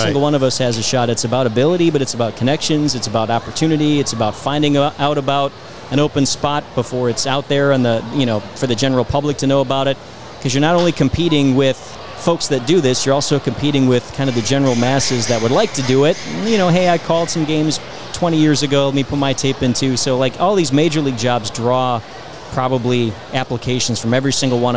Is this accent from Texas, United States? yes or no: no; Milwaukee, Wisconsin, United States; moved away; I'm from Milwaukee. That's my original... That's where I'm from